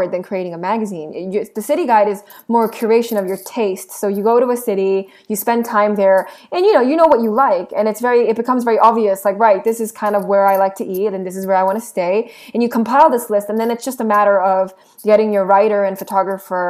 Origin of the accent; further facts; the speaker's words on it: Seoul, South Korea; moved away; I am Korean. I was born in Seoul. My family is still there.